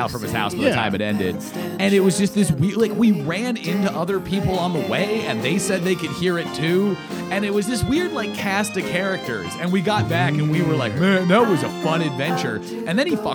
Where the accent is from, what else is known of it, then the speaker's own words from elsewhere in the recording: Seattle, Washington, United States; moved away as an adult; I'm from Seattle